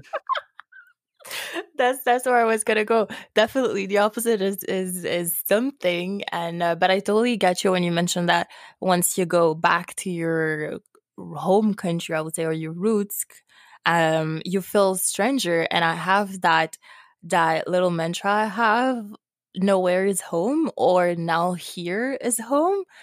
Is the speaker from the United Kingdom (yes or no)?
no; Haiti; now in Montreal, Canada; I'm from Haiti in the Caribbean